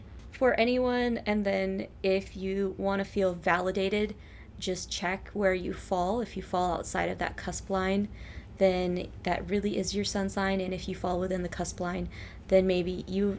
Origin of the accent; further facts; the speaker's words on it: Longview, Texas, United States; our hometown, Longview, Texas